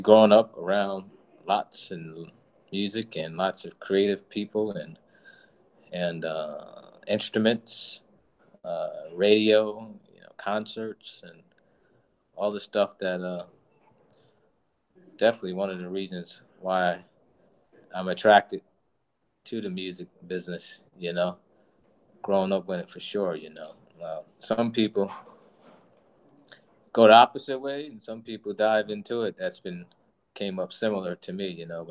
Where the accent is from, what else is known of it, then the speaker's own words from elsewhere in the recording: New Jersey, United States; I am born and raised in New Jersey